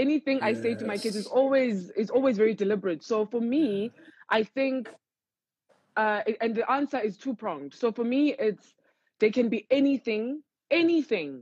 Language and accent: English; Cape Town, Western Cape, South Africa; I grew up in Cape Town